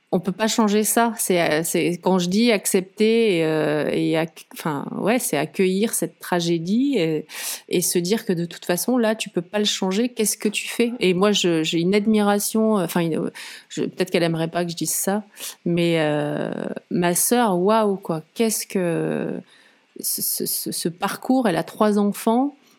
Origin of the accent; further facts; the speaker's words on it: Lozère, Occitania, France; moved away; also born or lived in Nîmes / mountains (ski resort); je, suis née à Nîmes dans le sud. J'ai grandi euh, en Lozère.